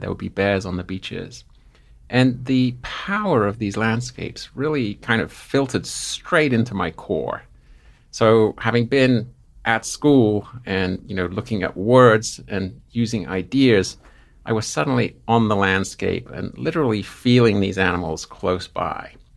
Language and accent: English; Seaford, South East England, United Kingdom; now in Missoula, United States; I grew up in southern England, a place called Seaford, which is surrounded by white cliffs